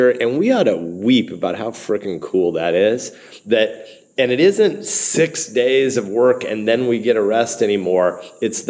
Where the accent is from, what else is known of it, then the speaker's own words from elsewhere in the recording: Nebraska, United States; I'm a senator, I'm a football addict, I'm a Nebraskan, I'm an American